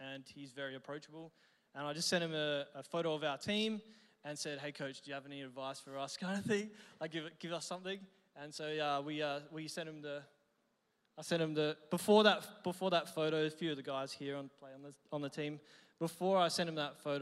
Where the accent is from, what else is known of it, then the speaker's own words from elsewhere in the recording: Adelaide, South Australia, Australia; I'm from Adelaide. I've been here my whole life.